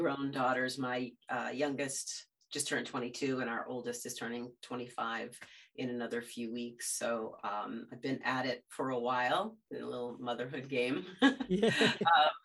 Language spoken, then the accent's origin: English; birthplace of the American Navy, near Salem, Massachusetts, United States; now in Salem, United States; we just moved actually from my hometown about a mile down the road, a little seacoast town and the birthplace of the American Navy